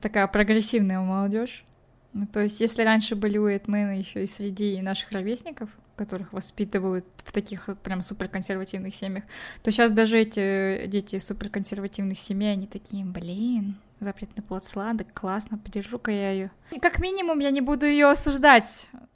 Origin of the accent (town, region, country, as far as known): Kazakhstan